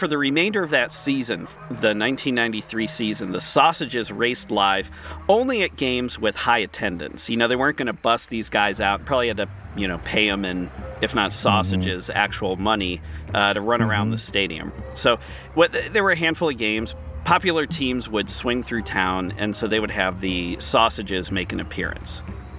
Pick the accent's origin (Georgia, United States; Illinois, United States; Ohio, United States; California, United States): Ohio, United States; Cleveland; Growing up in Cleveland, for me, I love the film Major League with Tom Berenger, Charlie Sheen.